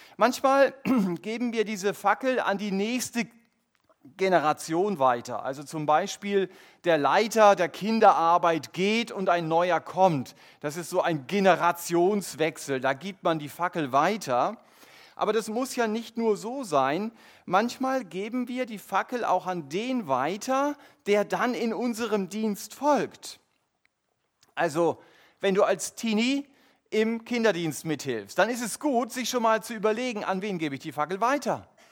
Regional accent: Germany; unser Fokus als Deutsche

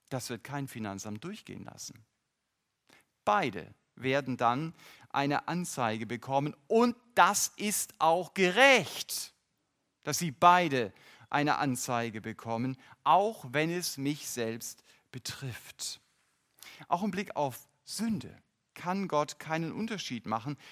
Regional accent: North German coast, Northern Germany, Germany; Ich bin an der norddeutschen Küste groß geworden

